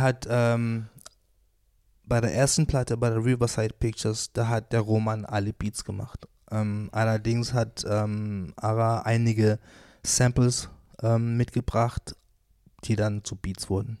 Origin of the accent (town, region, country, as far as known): Wuppertal, North Rhine-Westphalia, Germany; born or raised there